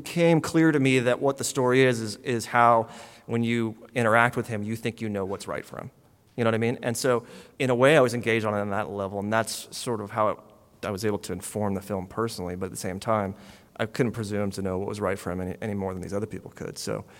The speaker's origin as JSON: {"language": "English", "region": "Texas", "country": "United States", "tie": "born or raised there", "said": "I grew up in Texas as a rock fan in the 80s"}